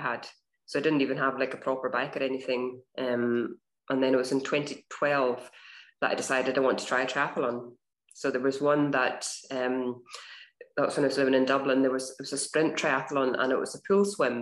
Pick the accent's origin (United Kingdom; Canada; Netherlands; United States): United Kingdom; Stornoway, Scotland; moved away as an adult; also born or lived in Glasgow; I grew up in the Western Isles in Stornoway.